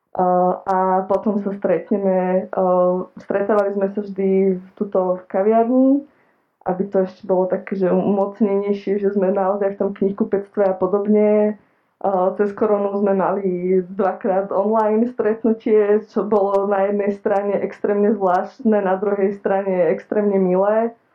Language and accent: Slovak; Kysuce, Žilina Region, Slovakia; ja som z Kisúc